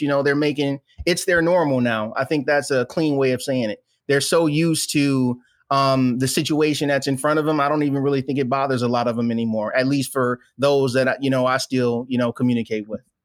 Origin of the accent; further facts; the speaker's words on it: Flint, Michigan, United States; moved away as an adult; born and raised in a little place called Flint, Michigan